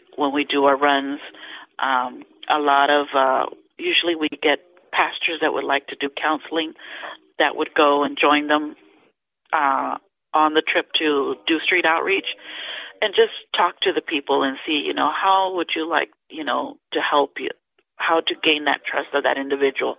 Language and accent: English; Houston, Texas, United States; moved away as an adult; now in Brownsville, United States; I'm originally from Houston